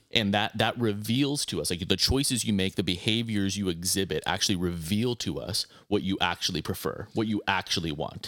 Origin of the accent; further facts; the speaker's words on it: Arizona, United States; a guy growing up in Arizona